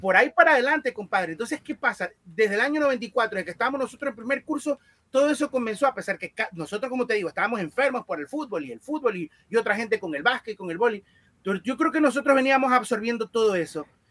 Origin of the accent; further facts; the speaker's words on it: Guayaquil, Guayas, Ecuador; yo nací aquí en Guayaquil